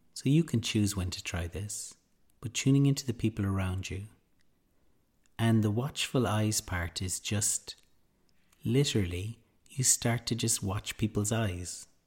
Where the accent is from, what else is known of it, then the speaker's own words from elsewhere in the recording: Ireland; being Irish